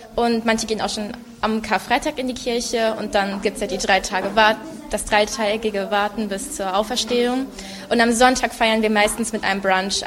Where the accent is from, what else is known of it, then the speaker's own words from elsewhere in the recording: Germany; moved away; Ich komme aus Deutschland und ich bin hier als Freiwillige an der Grundschule